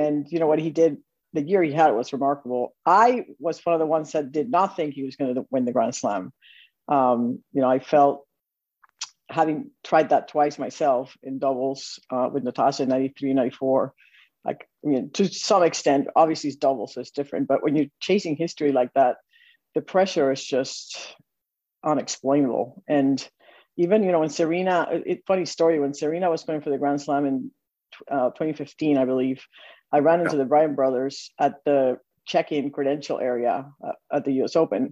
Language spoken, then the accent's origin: English; Puerto Rico; moved away as an adult; I grew up in Puerto Rico